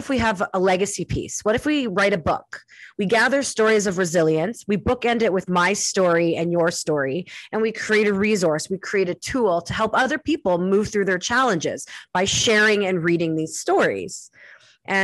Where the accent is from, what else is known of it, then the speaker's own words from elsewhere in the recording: Winnipeg, Manitoba, Canada; moved away; going back to my hometown in Winnipeg